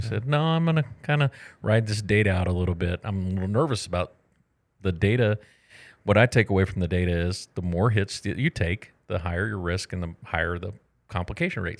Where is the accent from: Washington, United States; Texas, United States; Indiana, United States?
Texas, United States; moved away; I'm from Texas